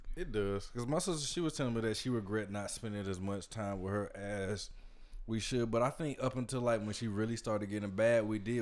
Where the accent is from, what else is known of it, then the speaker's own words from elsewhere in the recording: Georgia, United States; we're all from Georgia